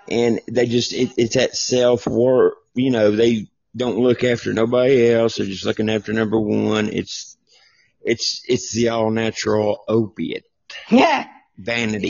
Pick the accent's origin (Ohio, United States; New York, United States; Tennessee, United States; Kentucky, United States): Tennessee, United States; accent: southern twang; I'm from I'm from Tennessee.